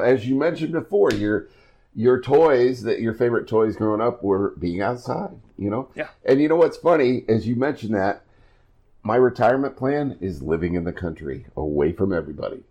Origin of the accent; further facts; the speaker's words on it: Iowa, United States; moved away; my home state of Iowa